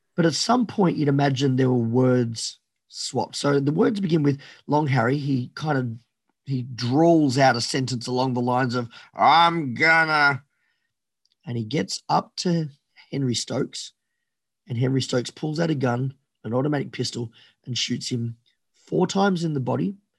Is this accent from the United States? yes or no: no; Australia; fiercely patriotic Australian